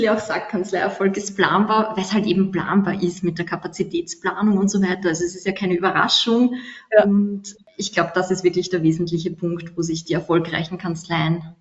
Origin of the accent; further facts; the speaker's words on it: Austria; ist bei uns in Österreich auch nichts anderes